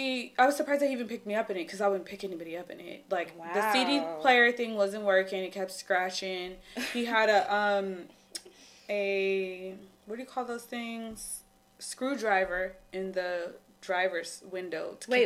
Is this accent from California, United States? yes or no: yes; Lemon Grove, California, United States; I'm from Lemon Grove.